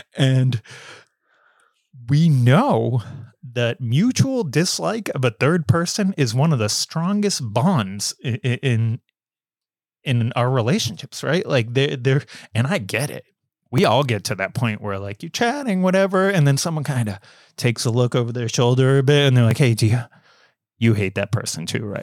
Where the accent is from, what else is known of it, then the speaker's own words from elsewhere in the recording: United States; accent: American; my American accent